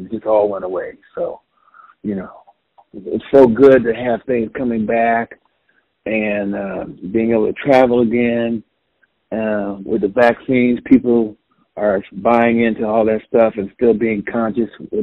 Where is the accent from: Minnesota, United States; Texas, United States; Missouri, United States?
Missouri, United States; Kansas City; I'm from Kansas City, I live in Kansas City